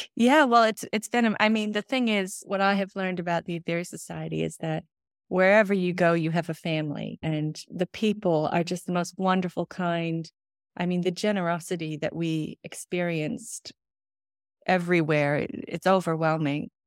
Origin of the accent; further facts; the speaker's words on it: Michigan, United States; moved away as an adult; also born or lived in New Zealand / London; now in Los Angeles, United States; I'm from Michigan